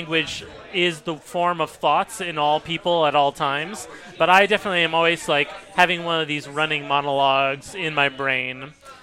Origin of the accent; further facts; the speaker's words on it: United States; I'm from the United States.